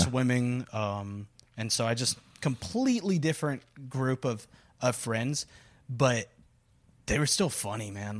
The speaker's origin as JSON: {"language": "English", "town": "Corpus Christi", "region": "Texas", "country": "United States", "tie": "born or raised there", "moved": "yes", "said": "my genesis, if, if you will, uh, it starts, uh, right in Texas's butthole, uh, Corpus Christi"}